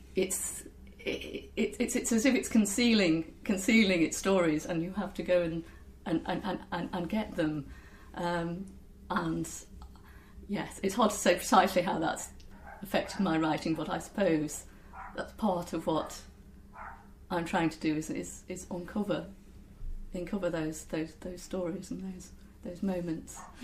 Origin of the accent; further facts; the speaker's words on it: near Lincoln, East Midlands, United Kingdom; moved away; I'm from uh, near Lincoln originally